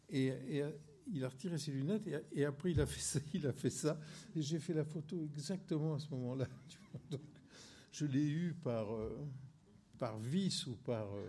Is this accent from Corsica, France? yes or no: yes; Corsica, France; je suis un feignant, je suis corse, moi